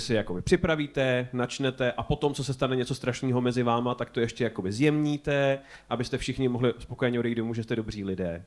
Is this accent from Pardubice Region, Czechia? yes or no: no; Prague, Czechia; my jako Pražáci